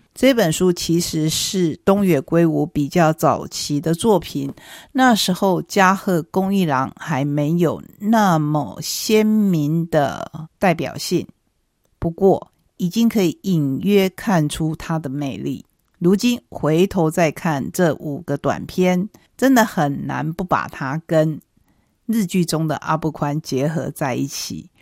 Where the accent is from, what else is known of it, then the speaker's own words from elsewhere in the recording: Taiwan; 属于我们台湾人的农历年